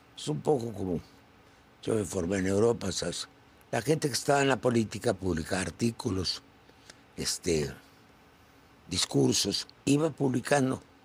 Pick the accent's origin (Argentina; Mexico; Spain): Mexico; Yo soy un mexicano